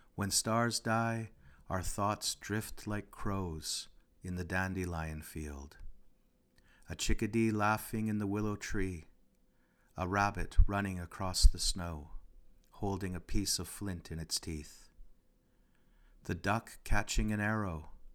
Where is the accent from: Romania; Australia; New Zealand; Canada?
Canada; Regina, Saskatchewan; I'm from Regina, Askanega-Sestege, the place where the bones are gathered.